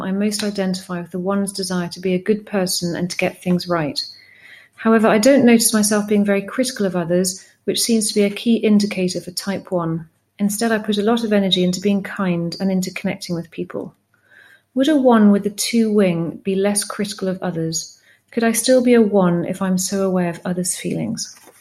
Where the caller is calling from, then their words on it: Scotland, United Kingdom; I'm calling from Scotland